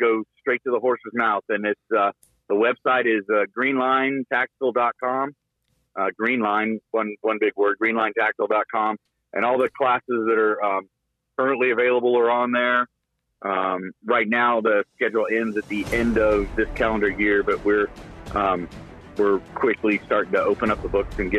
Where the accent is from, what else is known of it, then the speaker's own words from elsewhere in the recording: California, United States; moved away; California is my home state